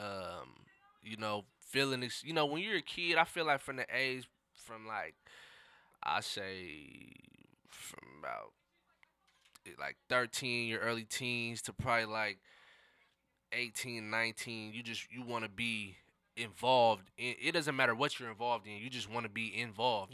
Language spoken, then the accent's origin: English; Seattle, Washington, United States; I grew up in the city, so I grew up in the central district